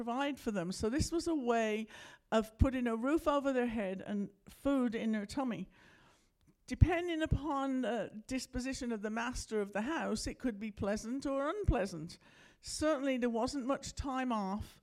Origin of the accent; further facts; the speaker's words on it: United Kingdom; moved away as an adult; now in United States; I'm from Britain, you may have figured that out by now, that's why I talk funny.